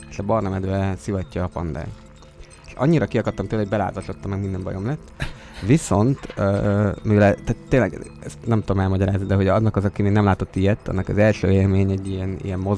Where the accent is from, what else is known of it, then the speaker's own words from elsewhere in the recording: Italy; first language Italian; Hungarian is a second language; Van egy kis akcentusom, ugye, de hát ez ilyen. Ez belefér. Igen, viszont cserébe mennyire jó, hogyha esetleg lenne olasz gyerek, akkor anyanyelvi szintű tanár tudná tanítani, vagy pedagógus.